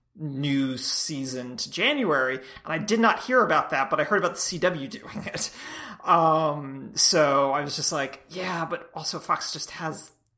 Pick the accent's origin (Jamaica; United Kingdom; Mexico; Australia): United Kingdom; Wales; I'm actually Welsh.